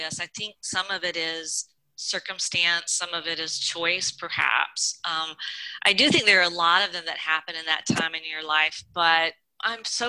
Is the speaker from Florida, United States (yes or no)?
no; Georgia, United States; my background, I grew up in Georgia.